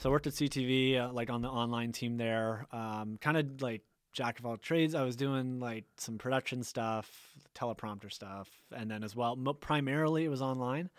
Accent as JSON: {"language": "English", "town": "Tantallon", "region": "Nova Scotia", "country": "Canada", "tie": "born or raised there", "said": "I grew up in Tantalum, Lewis Lake area"}